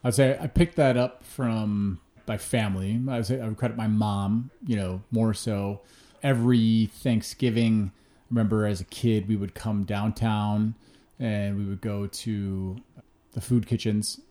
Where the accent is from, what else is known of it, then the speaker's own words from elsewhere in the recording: Hinsdale, Illinois, United States; also born or lived in Chicago; I'm technically from Hinsdale, you know, suburb, just west of the city. Grew up there till I was thirteen